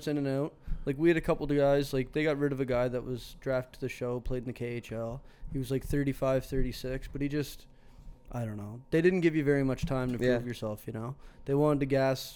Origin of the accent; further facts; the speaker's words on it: Inverness, Nova Scotia, Canada; also born or lived in Stewiacke, Nova Scotia / Brookfield, Nova Scotia; I was born in Inverness, not Newfoundland